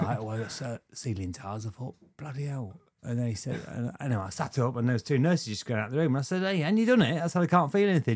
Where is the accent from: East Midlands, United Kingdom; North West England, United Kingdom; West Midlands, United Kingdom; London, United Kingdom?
East Midlands, United Kingdom; Lincolnshire; born or raised there; also born or lived in Luton